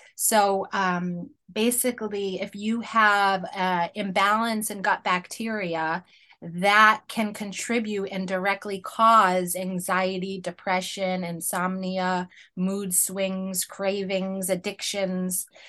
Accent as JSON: {"language": "English", "area": "Penobscot Nation", "region": "Northeast", "country": "United States", "said": "I am Penobscot of the Penobscot Nation, which is, uh, First Peoples here of the Northeast"}